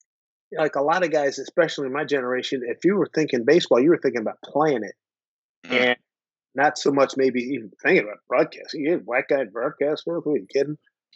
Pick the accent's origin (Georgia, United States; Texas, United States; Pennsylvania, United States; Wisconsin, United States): Pennsylvania, United States; Philadelphia; growing up in Philly.